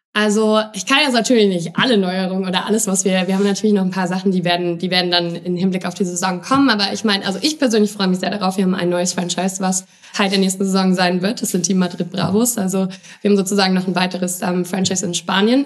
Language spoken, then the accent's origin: German; Jena, Thuringia, Germany; ich komme aus Jena, so, das ist so eine kleine Bubble, alles dort.